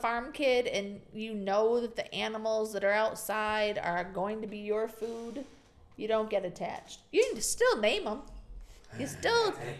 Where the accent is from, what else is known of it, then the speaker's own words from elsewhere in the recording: United States; now in Mexico; because I'm an American